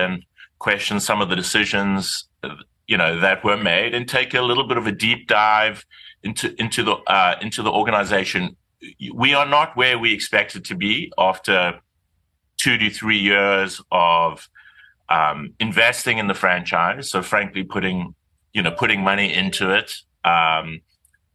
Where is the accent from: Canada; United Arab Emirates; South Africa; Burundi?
South Africa; now in New York, United States; I am South African. I am from Mamsen Toady.